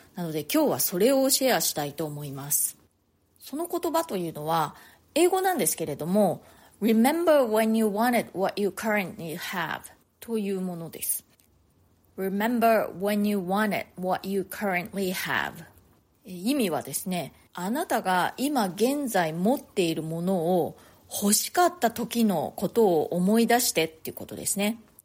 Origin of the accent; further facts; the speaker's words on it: Japan; moved away as an adult; now in New York, United States; 日本で生まれ育った私としては